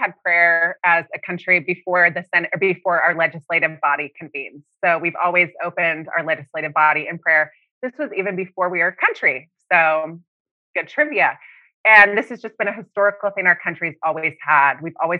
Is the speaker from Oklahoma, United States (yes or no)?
yes; Oklahoma City, Oklahoma, United States; moved away as an adult; also born or lived in Austria; now in Washington, D.C., United States; I grew up in Oklahoma City